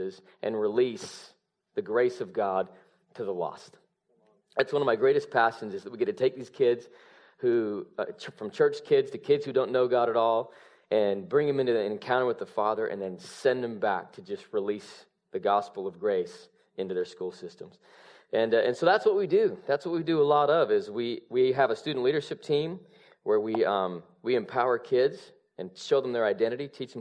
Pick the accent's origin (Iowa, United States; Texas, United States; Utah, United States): Utah, United States; Salt Lake City; born or raised there; now in Redding, United States